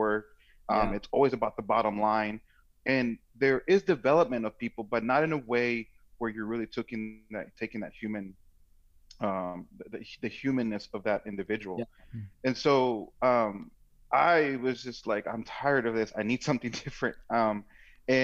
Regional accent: Washington, District of Columbia, United States; moved away as an adult; also born or lived in Silver Spring, Maryland / Dallas, Texas / Boston, Massachusetts / Phoenix, Arizona; I grew up in Washington, D.C., and actually the actual capital. A few years later, I think in my early teens, I moved

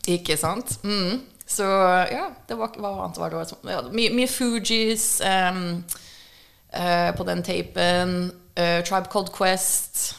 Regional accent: Hurdal, Akershus, Norway; also born or lived in Fargo, North Dakota, United States / Minnesota, United States; now in Oslo, Norway; Det er ikke noe inner city jeg kommer ifra. Jeg er fra Hurdal og reservatet

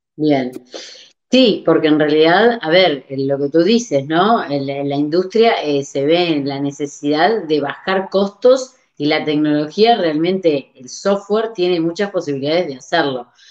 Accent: Uruguay; now in Barcelona, Spain; yo soy de Uruguay, estoy en Barcelona

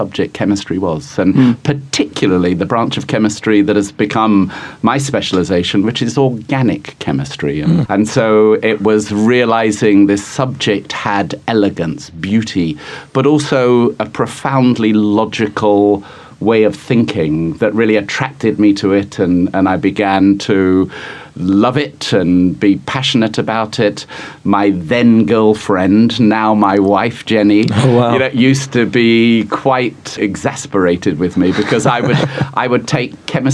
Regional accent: Guildford, South East England, United Kingdom; now in New York, United States; I grew up in a little town called Guildford, which is about 30 miles south of London

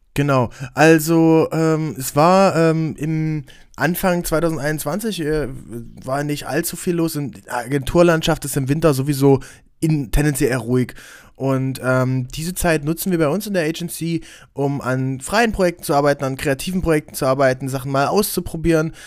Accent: Aken, Saxony-Anhalt, Germany; wo ich herkomme, aus Aachen an der Elbe

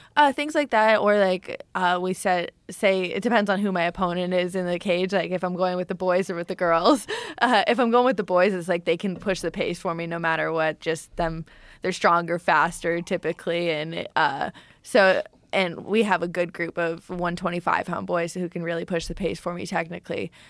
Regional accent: Canada; now in Florida, United States; me being Canadian fighting in Edmonton

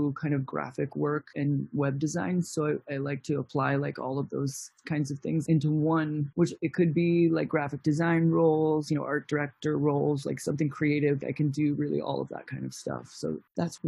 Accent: Virginia, United States; also born or lived in Bayonne, New Jersey / New York; now in Los Angeles, United States; we had to move to Virginia after that when I was 8 years old. My formative years, I grew up there

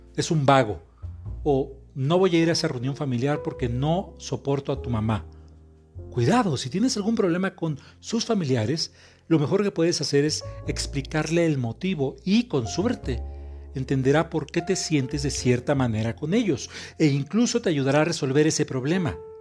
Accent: Mexico; soy terapeuta mexicano

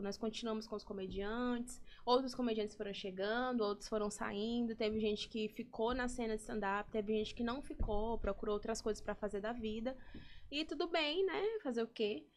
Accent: São Luís, Maranhão, Brazil; eu consigo trabalhar na minha cidade, eu consigo trabalhar na minha terra

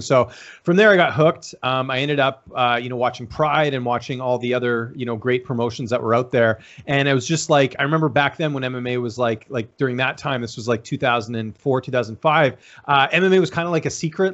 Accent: Vancouver, British Columbia, Canada; also born or lived in Ottawa; growing up in Vancouver

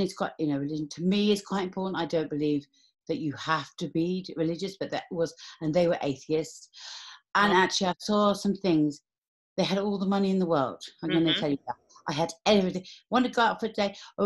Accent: London, United Kingdom; I was born in Camden Town in 1972.

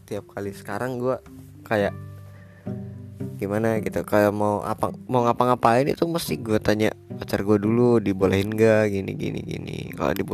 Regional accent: Gorontalo, Indonesia; born there; Gue lahir di Gorontalo Provinsi Gorontalo tepatnya di kota Gorontalo 2001 Februari

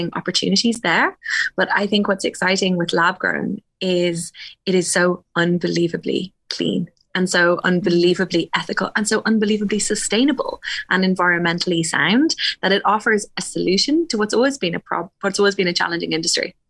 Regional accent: Wicklow, Leinster, Ireland; being 13, growing up in Wicklow

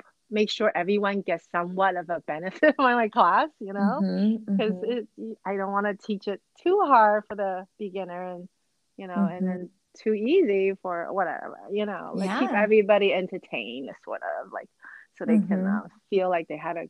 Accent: New Jersey, United States; also born or lived in Taiwan; I was born in Taiwan, and my mom and I and my brothers moved to New Jersey when I was in sixth grade.

